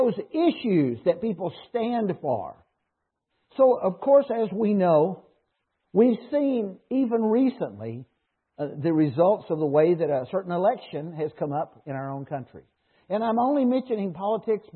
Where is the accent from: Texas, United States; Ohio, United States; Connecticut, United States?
Texas, United States; Dallas; moved away as an adult; now in Canada; I grew up in Dallas where we had a hockey team that was a farm team